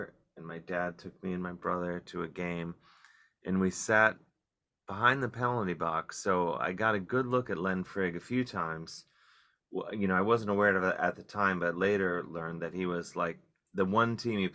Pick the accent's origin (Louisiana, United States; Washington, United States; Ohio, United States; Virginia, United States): Ohio, United States; Cleveland; now in New York City, United States; growing up in Cleveland